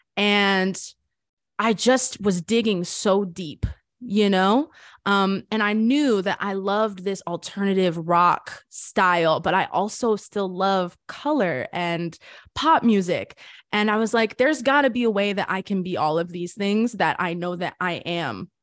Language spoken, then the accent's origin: English; Boca Raton, Florida, United States; moved away as an adult; also born or lived in Hollywood, Florida; I was born in Hollywood, Florida, grew up in Boca Raton